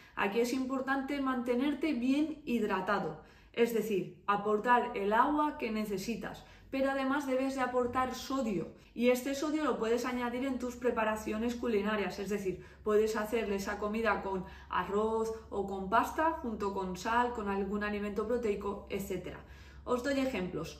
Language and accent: Spanish; Valencia, Valencian Community, Spain; soy de Valencia